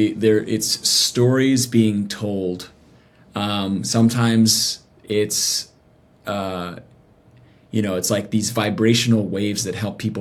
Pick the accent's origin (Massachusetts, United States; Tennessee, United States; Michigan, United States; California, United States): Tennessee, United States; Nashville; I grew up in Nashville actually. So, I grew up in Music City